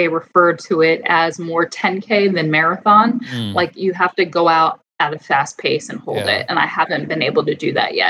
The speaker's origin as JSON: {"language": "English", "region": "New York", "country": "United States", "tie": "born or raised there", "also_born_or_lived": "Boston", "said": "I grew up right outside of New York City."}